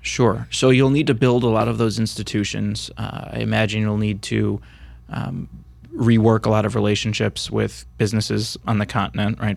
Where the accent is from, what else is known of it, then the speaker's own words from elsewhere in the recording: United States; us on this side of the pond